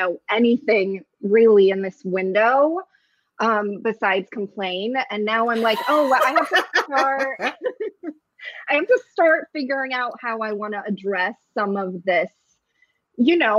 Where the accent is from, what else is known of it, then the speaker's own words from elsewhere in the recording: San Francisco, California, United States; first language Russian; English is a second language; moved away as an adult; also born or lived in Ukraine (USSR) / Los Angeles / London; now in New York City, United States; I immigrated as a little kid around 5-6 years old to San Francisco. They packed me in a suitcase, lost everything but me. And that was all very exciting for everyone. And yeah, I grew up in San Francisco in the Bay Area